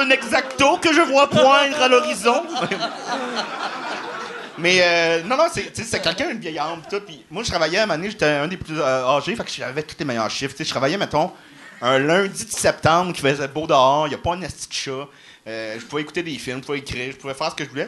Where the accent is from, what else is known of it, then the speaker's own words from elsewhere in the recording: Salaberry-de-Valleyfield, Quebec, Canada; je viens de Valleyfield.